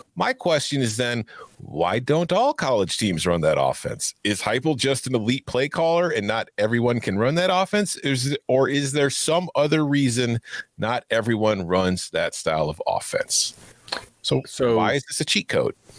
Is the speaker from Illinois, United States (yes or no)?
yes; Chicago, Illinois, United States; I grew up in Chicago.